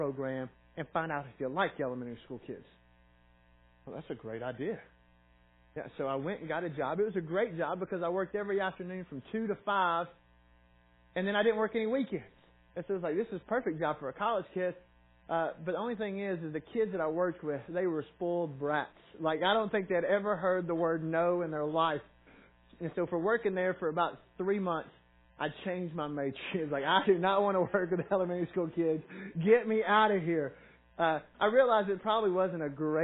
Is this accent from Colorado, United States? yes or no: no; Knoxville, Tennessee, United States; also born or lived in Sparta, Tennessee / Kingsport, Tennessee; I grew up in Knoxville and went to school there